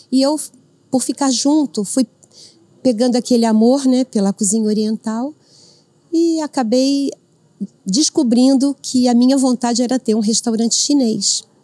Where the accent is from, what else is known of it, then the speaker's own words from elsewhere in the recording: Avaré, São Paulo, Brazil; eu moro no interior, eu sou de Avaré.